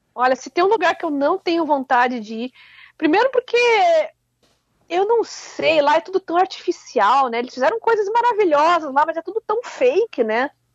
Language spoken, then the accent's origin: Portuguese; Curitiba, Paraná, Brazil; Eu, como boa curitibana